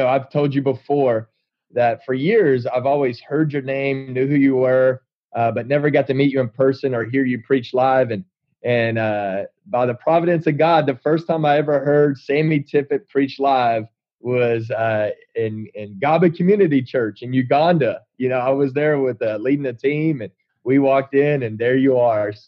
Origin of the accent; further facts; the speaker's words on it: Texas, United States; I grew up in Texas in a little town south of Waco